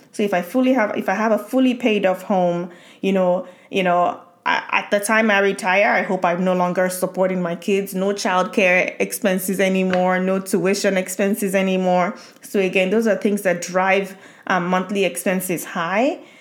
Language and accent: English; Nigeria; moved away; growing up in Nigeria